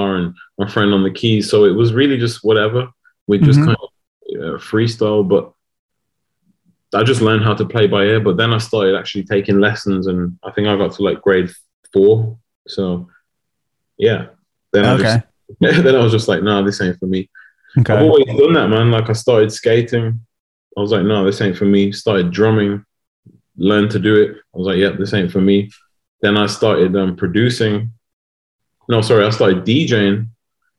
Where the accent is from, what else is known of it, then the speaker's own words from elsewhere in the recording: Wolverhampton, West Midlands, United Kingdom; I've never had to leave Wolverhampton